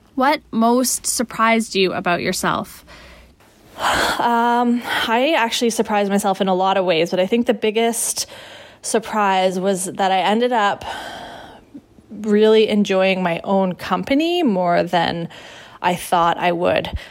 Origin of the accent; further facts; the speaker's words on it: Canada; I'm Canadian